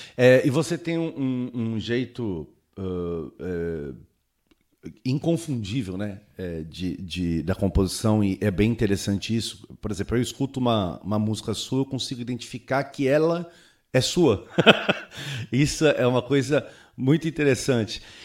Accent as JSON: {"language": "Portuguese", "town": "Santos", "region": "São Paulo", "country": "Brazil", "said": "sou de Santos"}